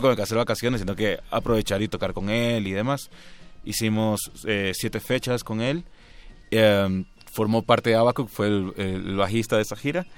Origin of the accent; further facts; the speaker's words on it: Guayaquil, Guayas, Ecuador; also born or lived in Buenos Aires, Argentina; Nací en Guayaquil, eh, crecí, eh, viví, bueno, ahí he vivido toda mi vida. Cuatro años viví en Buenos Aires